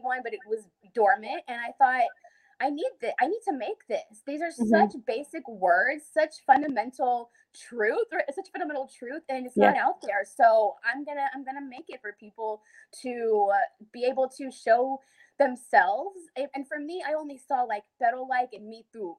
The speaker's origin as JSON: {"language": "English", "town": "Dallas", "region": "Texas", "country": "United States", "tie": "born or raised there", "said": "I grew up in Dallas, Texas"}